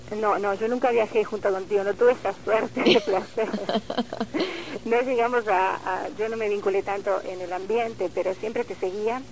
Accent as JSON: {"language": "Spanish", "country": "Uruguay", "moved": "yes", "said": "yo soy uruguaya"}